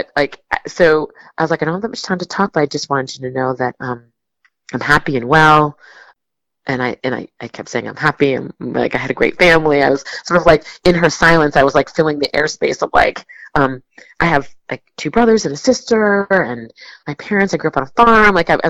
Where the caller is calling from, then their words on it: Rhode Island, United States; I'm calling from Newport, or I'm calling from Rhode Island